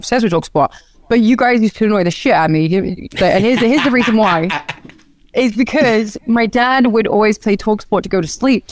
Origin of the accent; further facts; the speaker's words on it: Norwich, East of England, United Kingdom; moved away as an adult; now in United States; when I was younger in my Norwich days